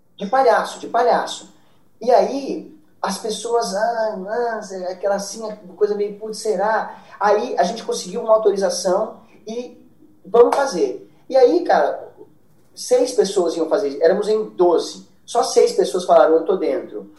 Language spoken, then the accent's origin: Portuguese; Brazil; eu sou brasileiro